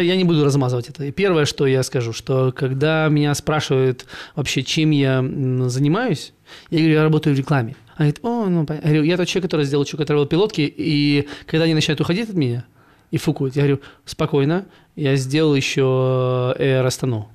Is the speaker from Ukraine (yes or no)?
yes; Ukraine; now in Almaty, Kazakhstan; я ж с Украины